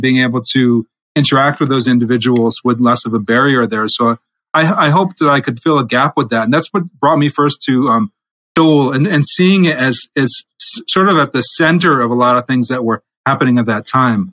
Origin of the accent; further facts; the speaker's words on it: New England, United States; I'm from New England, part of America